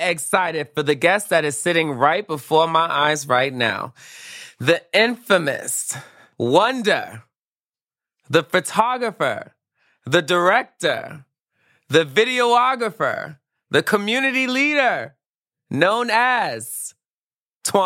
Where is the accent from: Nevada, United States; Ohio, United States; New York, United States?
New York, United States; New York City; I'm from Flatbush